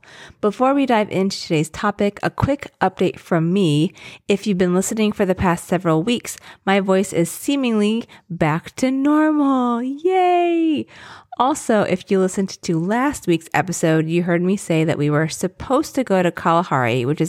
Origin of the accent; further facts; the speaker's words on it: Philippines; and I'm Filipino, obviously, and I'm obsessed with the ube macarons.